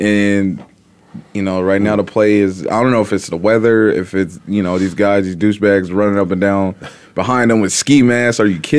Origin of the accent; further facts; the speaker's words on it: Midwest, United States; I'm coming from the Midwest.